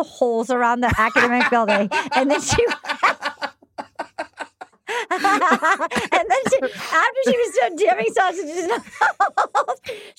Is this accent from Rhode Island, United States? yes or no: yes; Little Compton, Rhode Island, United States; I grew up in Little Compton, Rhode Island